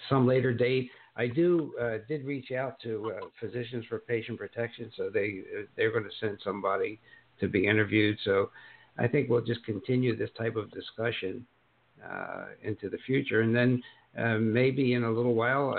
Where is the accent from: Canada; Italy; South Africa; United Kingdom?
Italy; now in United States; my home country of Italy